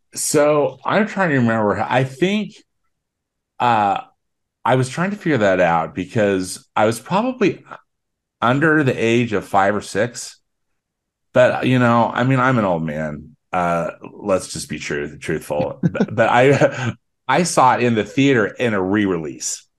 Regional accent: Salt Lake City, Utah, United States; I grew up in Salt Lake City

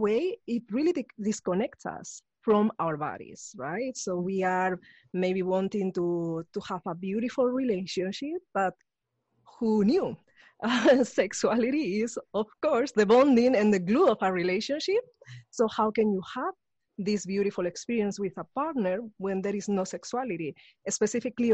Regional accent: Spain; moved away; I grew up in Spain

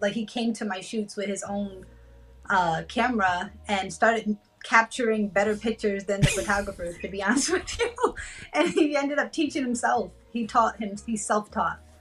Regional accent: New Haven, Connecticut, United States; also born or lived in California; now in Tampa, United States; I'm originally from New Haven, Connecticut.

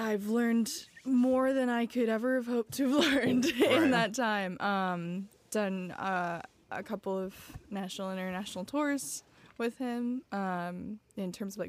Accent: Belleville, Illinois, United States; moved away as an adult; now in Chicago, United States; I'm from Belleville, Illinois, which is next to St. Louis. Mm-hmm. So a little itty bitty town.

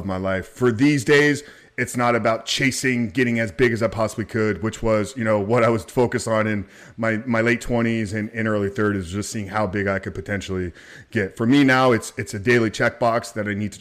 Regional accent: Tampa, Florida, United States; I've always been in Tampa, born and raised in Tampa.

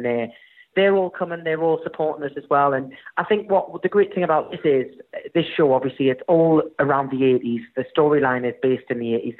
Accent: United Kingdom; accent: strong northern; my strong northern accent

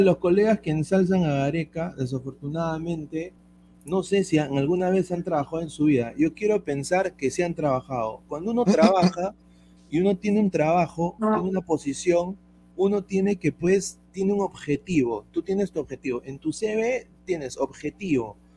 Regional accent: Peru; now in United States; como inmigrante acá en los Estados Unidos, como peruano

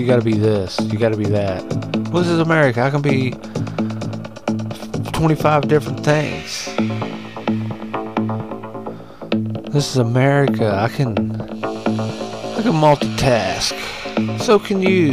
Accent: United States

